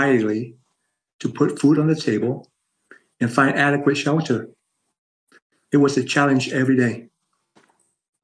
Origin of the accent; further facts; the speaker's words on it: Ho Chi Minh City, Vietnam; moved away; I was born in Saigon, now known as Ho Chi Minh City, Vietnam